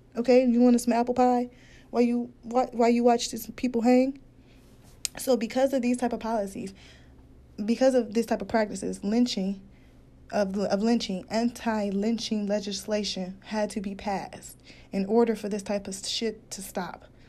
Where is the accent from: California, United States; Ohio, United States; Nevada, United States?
Ohio, United States; Cleveland; also born or lived in Detroit, Michigan; my hometown from Cleveland